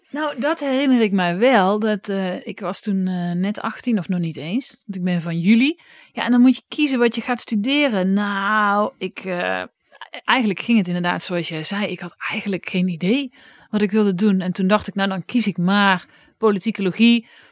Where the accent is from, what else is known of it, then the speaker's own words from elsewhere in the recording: Oss, North Brabant, Netherlands; in Os, waar ik vandaan kwam.